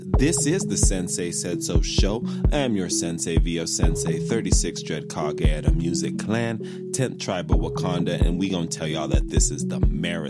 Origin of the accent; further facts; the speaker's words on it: Nigeria; We give out titles. We're Nigerian.